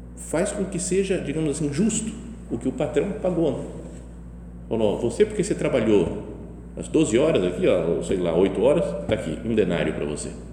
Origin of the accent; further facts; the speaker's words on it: Brazil; eu sou brasileiro, estou aqui, de fora